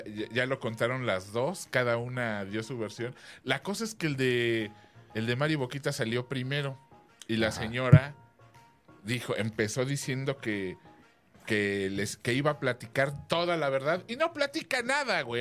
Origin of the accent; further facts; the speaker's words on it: Mexico; además de occidentales somos mexicanos